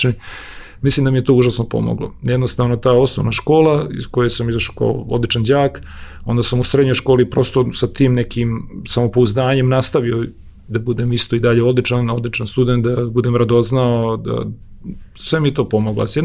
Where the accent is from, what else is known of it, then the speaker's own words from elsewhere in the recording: Domaljevac, Federation of Bosnia and Herzegovina, Bosnia & Herzegovina; moved away; also born or lived in Gradačac; Ja sam rođen u Grdačcu, jer je tamo bilo porodilište. Odrastao sam u jednom selu Domaljevac njegovo ime pored Bosanskog šanca. A moji su iz Kolašina i otac i majka